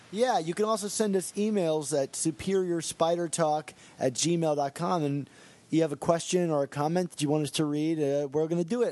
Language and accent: English; Baltimore, Maryland, United States; I'm actually from the Baltimore area